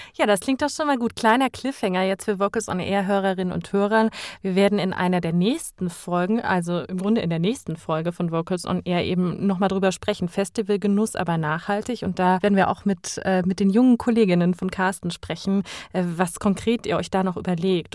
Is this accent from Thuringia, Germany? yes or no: yes; Thuringia, Germany; da, wo ich herkomme in Thüringen, in meinem Heimatort